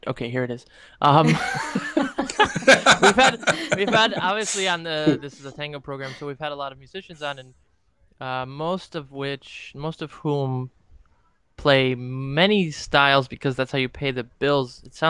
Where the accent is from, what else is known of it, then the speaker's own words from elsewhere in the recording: Cleveland, Ohio, United States; moved away; I'm from Cleveland.